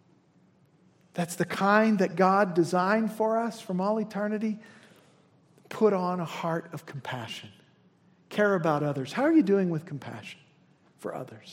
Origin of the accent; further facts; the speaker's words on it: Indiana, United States; as a son of Indiana